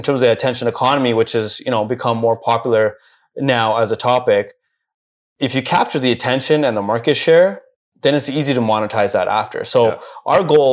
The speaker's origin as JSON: {"language": "English", "town": "Vancouver", "region": "British Columbia", "country": "Canada", "tie": "born or raised there", "also_born_or_lived": "Toronto", "moved": "as an adult", "lives_now": "Dubai, United Arab Emirates", "said": "born and raised in South Van."}